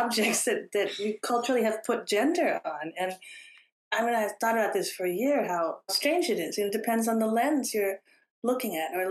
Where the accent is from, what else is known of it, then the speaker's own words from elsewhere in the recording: Houston, Texas, United States; also born or lived in California; I grew up in Houston going to the opera with her because my mother loved opera